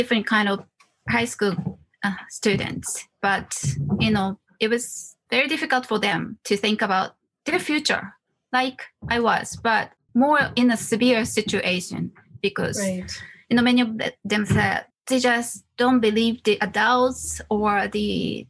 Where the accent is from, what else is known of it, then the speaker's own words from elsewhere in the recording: Wakayama, Japan; moved away as an adult; also born or lived in Osaka; I'm from Wakayama Prefecture. I was born in a very small Inaka countryside and grew up